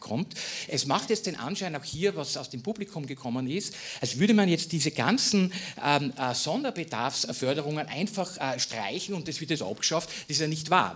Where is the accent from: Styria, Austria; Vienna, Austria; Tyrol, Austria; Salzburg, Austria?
Styria, Austria; meinem Heimatbundesland Steiermark